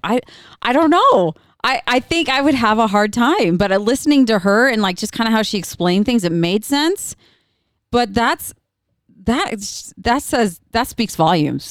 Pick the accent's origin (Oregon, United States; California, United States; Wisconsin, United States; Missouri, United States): Oregon, United States; I'm not from Utah, I'm from Oregon